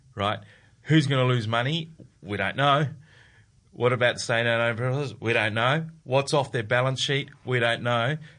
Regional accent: Adelaide, South Australia, Australia; I'm from Adelaide

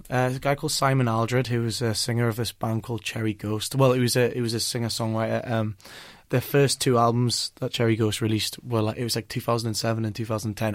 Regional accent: North Shields, North East England, United Kingdom; I'm from North Shields

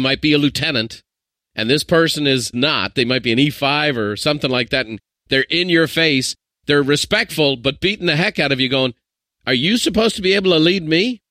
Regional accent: Ireland; I'm an Irishman

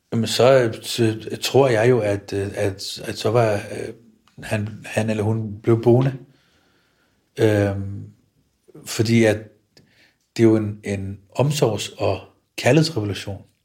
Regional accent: Copenhagen, Capital Region of Denmark, Denmark; mit barndomshjem i Stengade 29. Jeg når ud på Nørrebrogade ved Elmegade. Da jeg voksede op

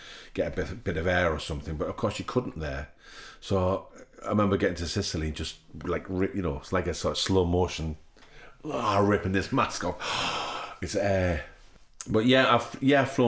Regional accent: England, United Kingdom; we're English, we're actors

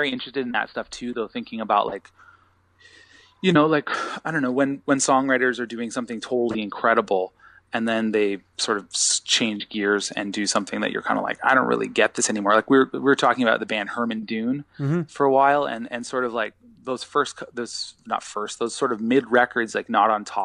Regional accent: Sutton, Ontario, Canada; also born or lived in North York, Toronto / Guelph / Peterborough; I'm from Sutton, Ontario. So my family moved from Toronto when I was born in North York. And my family moved from Toronto when I was probably about 9 up to Sutton, Ontario.

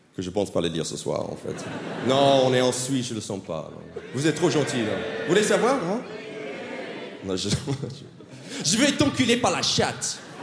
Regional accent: United States; accent: American; French is a second language; moved away as an adult; now in France; moi je suis un Américain Ouais, vraiment, vraiment, je suis américain. Ça fait 12 ans que j'habite en France maintenant

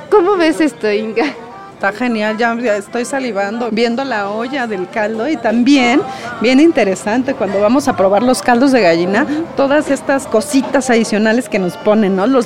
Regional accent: Mexico City, Mexico; algo que nos hace únicos a los chilangos.

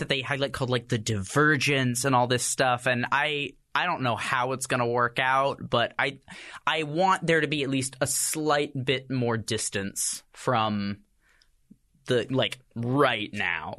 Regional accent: Texas, United States; moved away; I'm from Texas originally

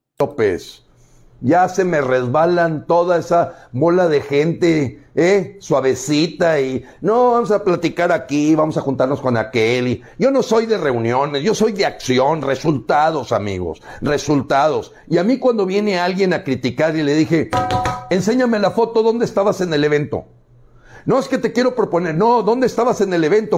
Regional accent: Mexico; Esos somos los mexicanos dignos, independientes

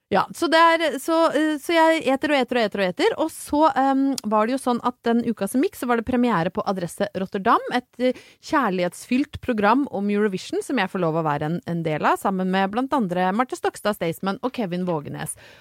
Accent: Brøttum, Innlandet, Norway; når jeg vokste opp på Brøttum

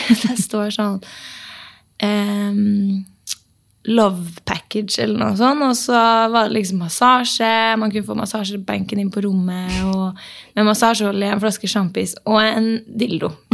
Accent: Norway; vi er norsk

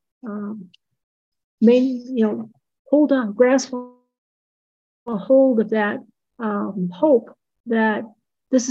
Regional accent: Midwest, United States; also born or lived in Missouri; now in New Mexico, United States; I grew up in the Midwest. And then I moved to the southern part of the Midwest, I guess, in Missouri

